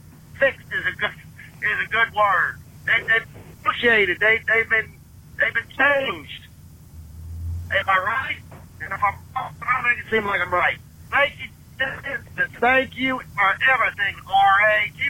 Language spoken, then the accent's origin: English; the Ozarks of Arkansas, United States; I'm from the Ozarks of Arkansas